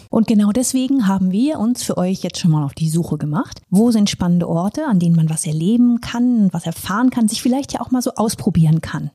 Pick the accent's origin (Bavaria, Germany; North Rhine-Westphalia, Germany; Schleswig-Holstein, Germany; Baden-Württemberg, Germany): North Rhine-Westphalia, Germany; Minden-Lübbecke district; meiner Heimat, also dem Kreis Minden-Lübbecke